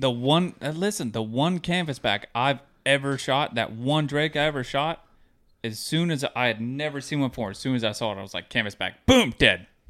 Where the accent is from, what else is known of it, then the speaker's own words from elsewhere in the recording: Florida, United States; growing up in Florida